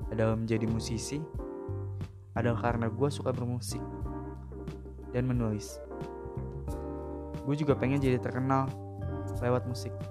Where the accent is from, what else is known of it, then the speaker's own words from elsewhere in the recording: Jakarta, Indonesia; Umur gue 19 tahun dan asal gue dari Jakarta.